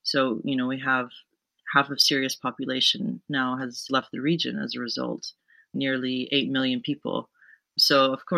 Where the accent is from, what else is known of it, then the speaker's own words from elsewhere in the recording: United States; I was born in America